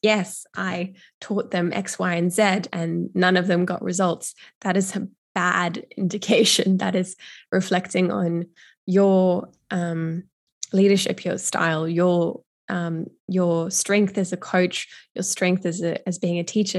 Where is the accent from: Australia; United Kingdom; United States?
Australia; Brisbane, Queensland; my hometown of Brisbane